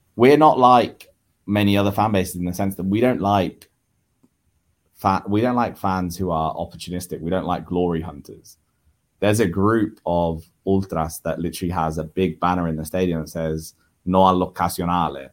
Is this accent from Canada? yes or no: no; Naples, Campania, Italy; moved away as an adult; also born or lived in London, United Kingdom; now in United Kingdom; I am born and raised in Napoli. I, I was born in Napoli in nineteen ninety-five, and I lived in Napoli for the first five years of my life. Then I moved to London with my family, and I moved back to Naples in two thousand eight, and I was in Naples again until two thousand fifteen